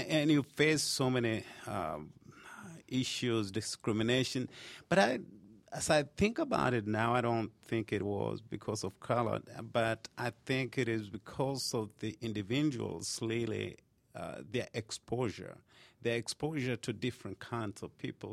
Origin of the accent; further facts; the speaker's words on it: Kenya; moved away as an adult; now in United States; I was born in Kenya and I moved to United States when I was about twenty-something, twenty-something years